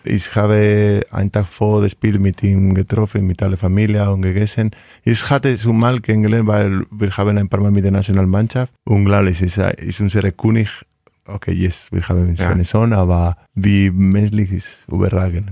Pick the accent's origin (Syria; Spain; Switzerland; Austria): Spain; Vitoria-Gasteiz, Basque Country; German is a second language; moved away as an adult; also born or lived in Rioja; now in Hanover, Germany; ich bin aus Vitoria.